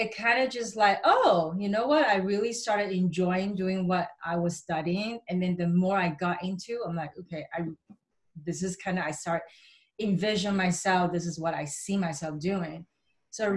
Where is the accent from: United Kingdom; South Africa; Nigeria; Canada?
Canada; Vancouver, British Columbia; growing up in Vancouver